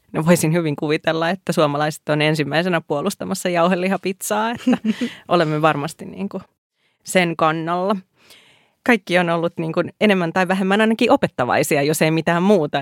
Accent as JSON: {"language": "Finnish", "town": "Iisalmi", "region": "North Savo", "country": "Finland", "said": "mä oon Iisalmasta kotoisin"}